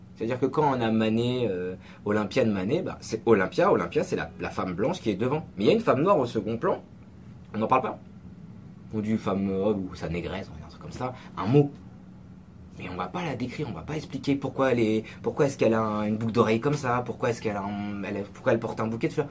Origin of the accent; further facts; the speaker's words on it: France; also born or lived in Senegal; on est français, on est francophone